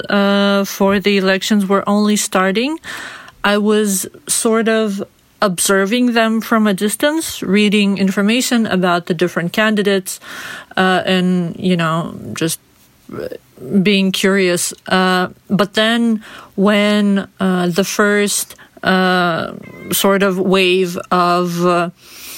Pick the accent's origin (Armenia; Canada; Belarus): Belarus; I was born and raised in Belarus